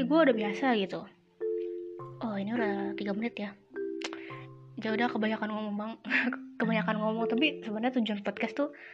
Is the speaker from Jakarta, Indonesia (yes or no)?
yes; Jakarta, Indonesia; moved away as an adult; kampung gue di Jakarta